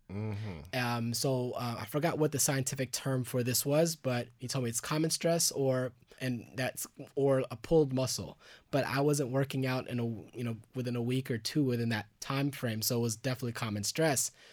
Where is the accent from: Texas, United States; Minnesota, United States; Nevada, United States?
Texas, United States; Garland; also born or lived in Dallas, Texas / Los Angeles, California; now in Austin, United States; I lived in Garland, uh, Texas, which is a little outside of Dallas